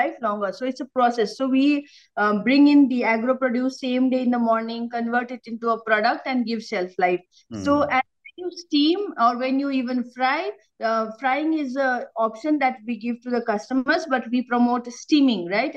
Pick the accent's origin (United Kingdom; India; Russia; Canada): India; Himalayan region; moved away; I came from the Himalayas